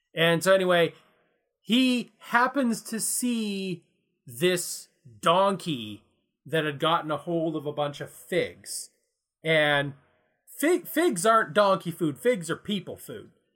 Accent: Canada; we're Canadian

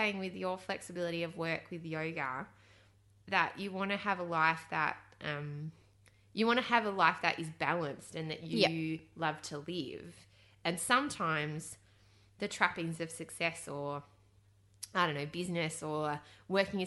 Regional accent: Australia; I'm an Aussie from down under

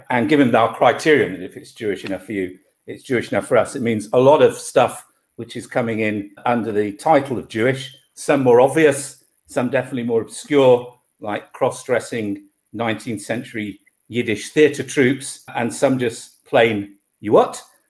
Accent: Sheffield, Yorkshire and the Humber, United Kingdom; Fundamentally, though, probably a provincial Jew. So I grew up in Sheffield

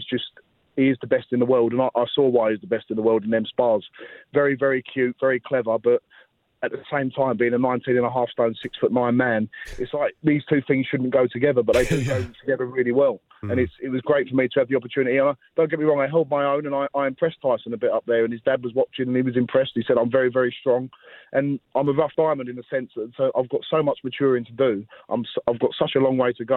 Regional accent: Romford, London, United Kingdom; I'm from Romford, I'm from Essex. It's a very lively place where I'm from.

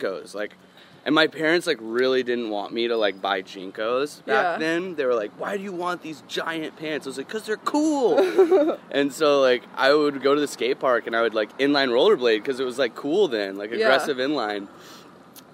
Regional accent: Dallas, Texas, United States; I grew up in Dallas.

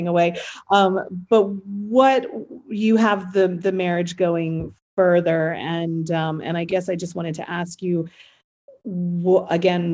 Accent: United States; I'm obviously American

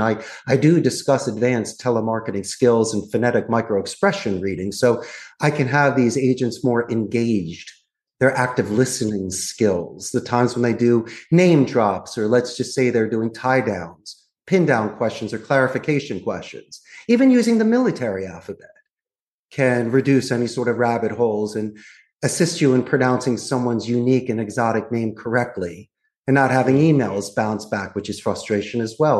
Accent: Philadelphia, Pennsylvania, United States; moved away as an adult; also born or lived in Arizona; now in Costa Rica; I'm actually from Northeast Philadelphia. So I was born and raised. I'm a Philly boy

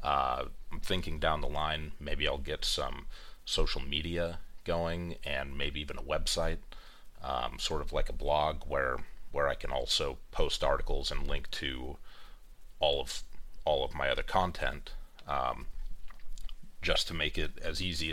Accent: East Bay, California, United States; I grew up in the East Bay. I lived there for almost all of my life, about 10 to 15 minutes away from

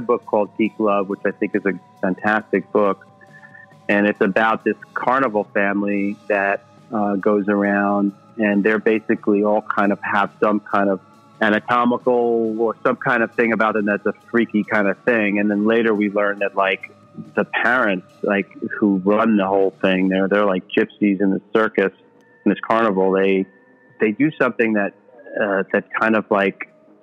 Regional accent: New York City, New York, United States; growing up in New York City

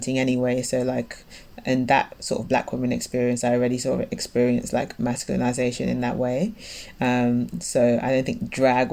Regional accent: London, United Kingdom; also born or lived in Canada; as a Londoner

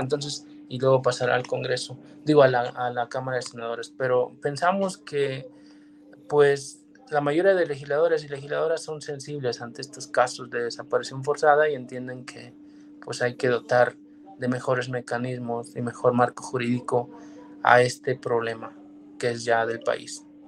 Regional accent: Mexico

